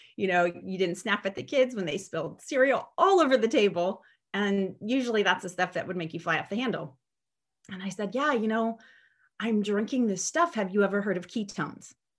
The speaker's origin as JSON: {"language": "English", "town": "San Diego", "region": "California", "country": "United States", "said": "I am from San Diego, California"}